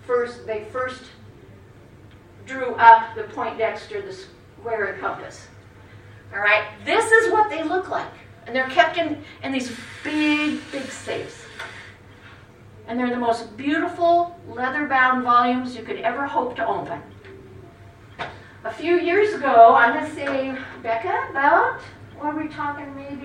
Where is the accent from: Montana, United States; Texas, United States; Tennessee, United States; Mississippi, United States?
Montana, United States; Miles City; I was born in Miles City